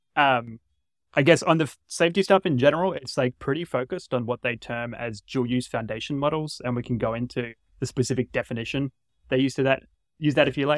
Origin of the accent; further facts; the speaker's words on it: Australia; now in United States; I'm from Australia originally